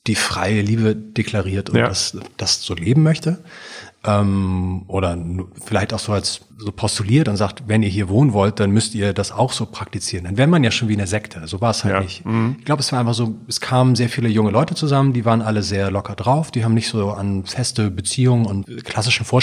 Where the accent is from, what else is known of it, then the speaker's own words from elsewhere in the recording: Hamburg, Germany; ich bin in einer Kommune aufgewachsen in Hamburg, in so einer Art Hippie-Wohnprojekt.